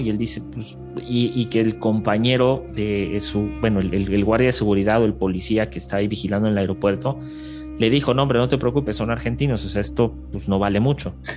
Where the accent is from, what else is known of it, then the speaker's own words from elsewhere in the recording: Mexico; nosotros somos el vecino del norte, o sea, somos el vecino de Estados Unidos y Canadá